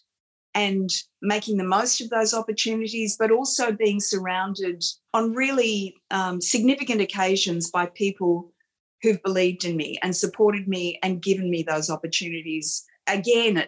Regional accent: Campbelltown, New South Wales, Australia; I was a kid from Campbelltown. I didn't go to private school

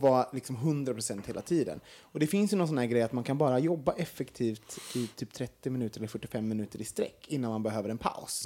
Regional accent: Sweden; som vi svenskar

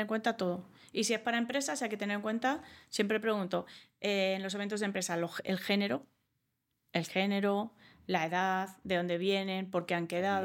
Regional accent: Australia; first language English; Spanish is a second language; also born or lived in United States; now in Spain; yo como me crié en Australia y he vivido en Estados Unidos, hablo inglés antes que español. Yo aprendí español a los 10 años

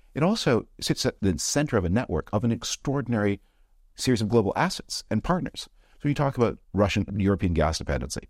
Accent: Canada; moved away; I'm from Canada originally

